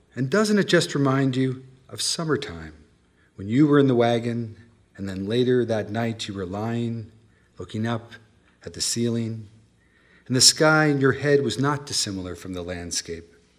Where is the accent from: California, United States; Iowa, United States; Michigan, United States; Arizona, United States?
California, United States; moved away; also born or lived in Colorado; I grew up in California